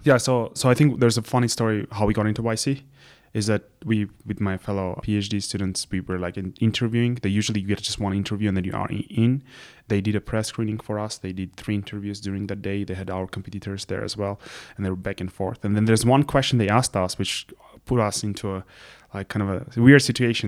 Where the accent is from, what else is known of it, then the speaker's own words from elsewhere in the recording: Yerevan, Armenia; moved away as an adult; also born or lived in London, United Kingdom / Princeton, United States; I'm originally from Yerevan